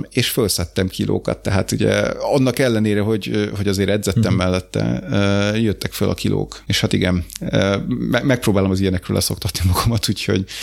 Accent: Hungary; De figyelj, én magyar vagyok

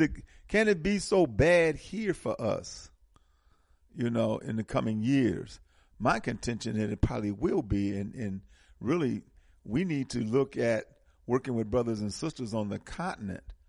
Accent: Milwaukee, Wisconsin, United States; especially in the Midwest where I'm from. I'm from Milwaukee

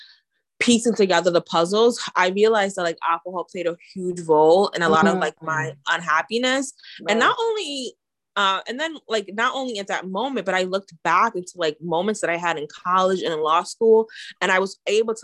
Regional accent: New York, United States; I'm from New York, so like curse words curse words are my second language

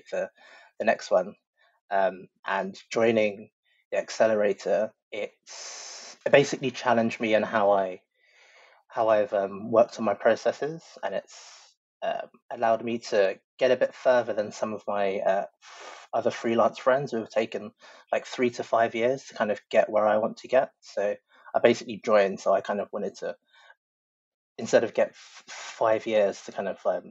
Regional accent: London, United Kingdom; I'm from London.

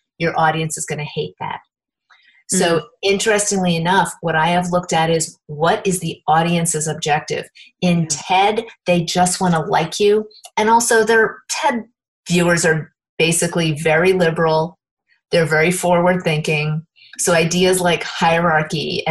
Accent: Indiana, United States; I have a regular monthly game night because I'm from Indiana, so we have game nights

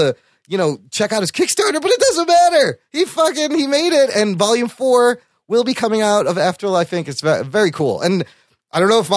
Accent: Chicago, Illinois, United States; I was born in Chicago

